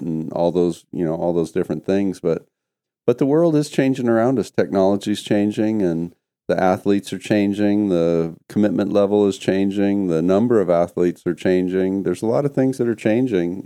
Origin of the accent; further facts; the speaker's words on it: Canada; moved away; myself growing up in Canada